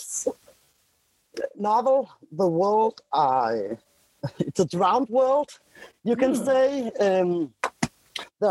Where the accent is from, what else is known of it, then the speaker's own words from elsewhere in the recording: Denmark; I'm from Denmark